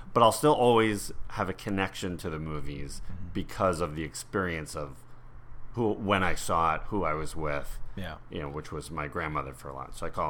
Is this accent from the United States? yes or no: yes; New York, United States; growing up in New York, I spent a lot of time with my grandmother.